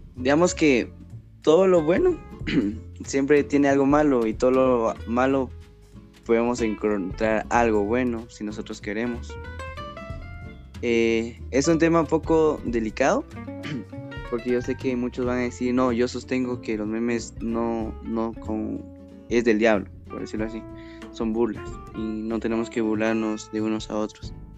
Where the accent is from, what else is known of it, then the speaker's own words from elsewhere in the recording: Guatemala; soy originario de Guatemala